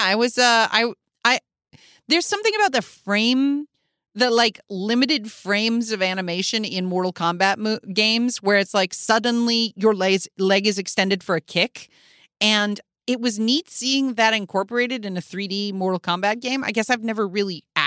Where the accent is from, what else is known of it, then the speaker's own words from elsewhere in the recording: Chicago, Illinois, United States; I grew up in Chicago